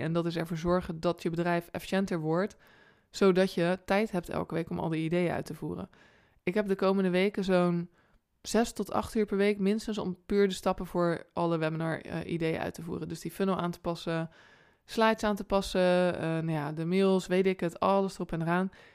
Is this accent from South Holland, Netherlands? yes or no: yes; Rotterdam, South Holland, Netherlands